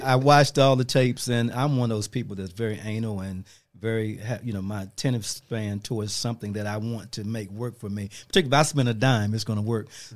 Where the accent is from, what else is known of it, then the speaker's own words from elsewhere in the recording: Washington, District of Columbia, United States; moved away as an adult; also born or lived in Fayetteville, North Carolina / Winston-Salem, North Carolina; I grew up in Washington D.C., raised by pretty much by my mom